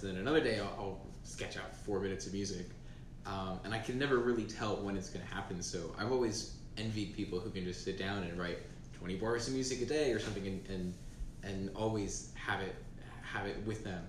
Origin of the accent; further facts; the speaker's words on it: New Jersey, United States; I'm 18, and I'm from New Jersey